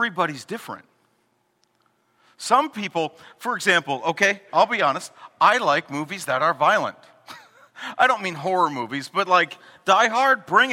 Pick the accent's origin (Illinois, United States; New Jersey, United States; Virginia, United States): Illinois, United States; Chicago; we're from Chicago